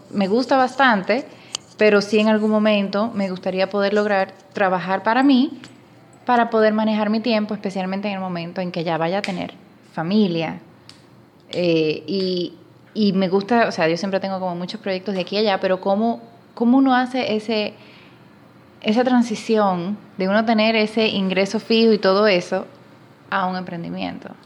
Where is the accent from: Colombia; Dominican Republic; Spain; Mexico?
Dominican Republic; moved away as an adult; now in Panama; casi no se nota por el acento, pero soy dominicana